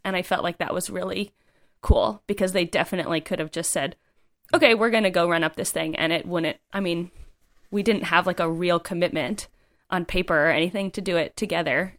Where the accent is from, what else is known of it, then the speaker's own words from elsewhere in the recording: East Coast, United States; moved away; I'm from the East Coast